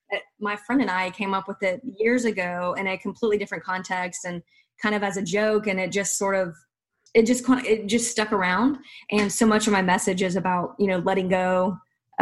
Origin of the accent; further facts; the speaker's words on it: the South, United States; I'm from the South